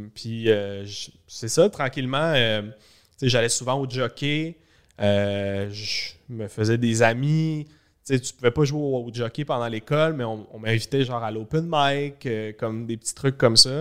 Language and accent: French; Laval, Quebec, Canada; j'allais à l'école à Laval, je venais de Laval.